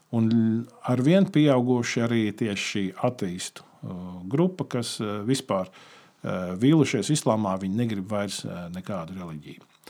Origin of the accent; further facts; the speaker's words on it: Latvia; mēs no Latvijas esam mazi